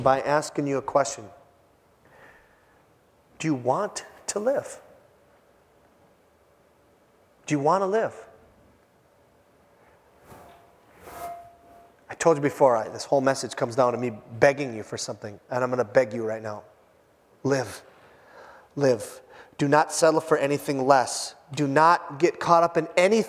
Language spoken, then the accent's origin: English; Hibbing, Minnesota, United States; moved away; my hometown, Hibbing, Minnesota.